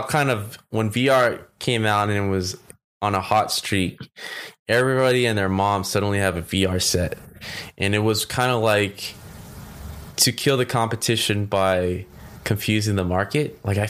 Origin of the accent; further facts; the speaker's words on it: California, United States; I'm from California